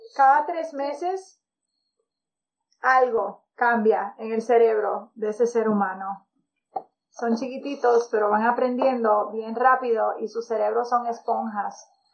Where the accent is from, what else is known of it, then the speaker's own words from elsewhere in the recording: Dominican Republic; moved away; also born or lived in California; Yo soy dominicana